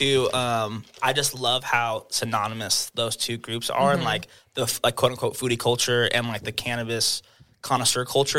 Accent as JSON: {"language": "English", "town": "Las Vegas", "region": "Nevada", "country": "United States", "tie": "born or raised there", "also_born_or_lived": "Reno, Nevada", "said": "I was born and raised in Las Vegas, but I went to college in Reno and like I rep Nevada as a whole."}